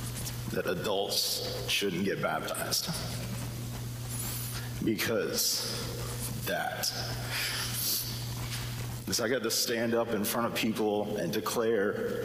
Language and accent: English; the South, United States; the accent that I don't have, but I grew up in the South.